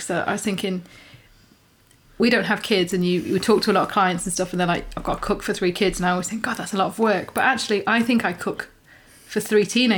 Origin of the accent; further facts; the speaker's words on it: United Kingdom; as in British